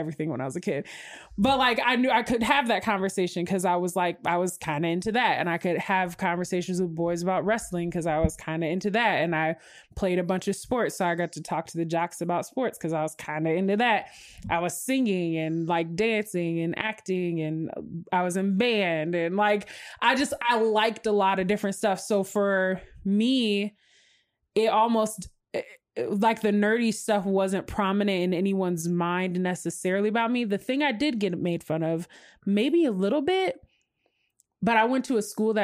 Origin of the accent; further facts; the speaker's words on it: Midwest, United States; accent: Midwestern twang; I get like a little bit more of that Midwestern twang